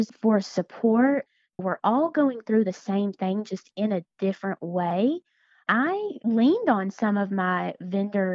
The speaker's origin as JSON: {"language": "English", "region": "Tennessee", "country": "United States", "moved": "as an adult", "said": "I am from Tennessee. My husband and I moved here about 4.5 years ago."}